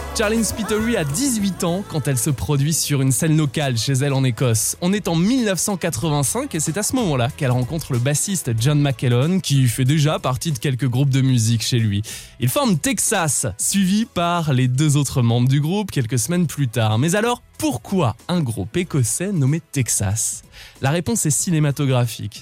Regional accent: France; chez nous, en France

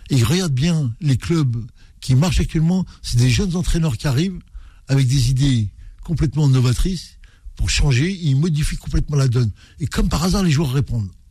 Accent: Nantes, Pays de la Loire, France; moi en tant que Nantais, j'étais fier de, l'équipe et de leur combativité.

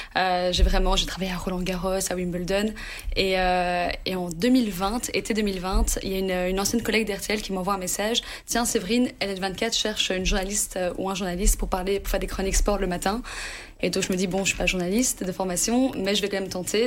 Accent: Anderlecht, Brussels-Capital Region, Belgium; moi, j'ai grandi en Anderlecht

